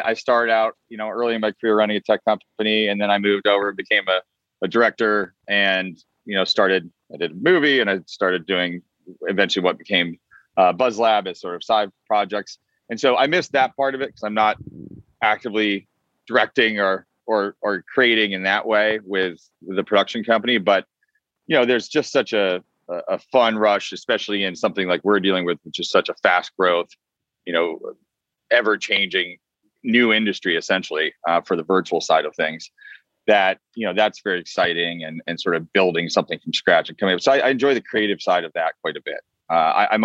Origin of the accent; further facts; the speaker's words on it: Vermont, United States; also born or lived in Boston, Massachusetts; now in Los Angeles, United States; I was born in Boston and I grew up quite a bit in Vermont.